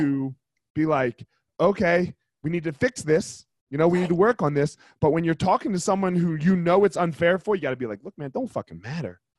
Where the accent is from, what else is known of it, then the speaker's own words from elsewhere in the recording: New Jersey, United States; I grew up in New Jersey, which is like yeah. one of the worst states